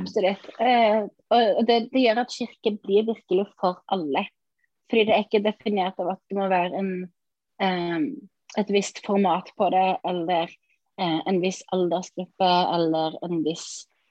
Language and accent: Norwegian; Sauda, Rogaland, Norway; now in Ålesund, Norway; jeg er egentlig fra Sauda